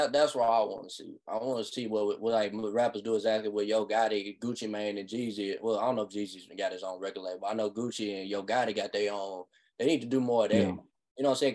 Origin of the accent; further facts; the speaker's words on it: Nashville, Tennessee, United States; I am from Nashville